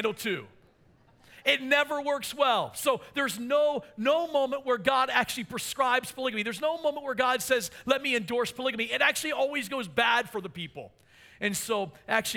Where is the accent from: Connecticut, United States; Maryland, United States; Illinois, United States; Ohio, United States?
Maryland, United States; I'm from Maryland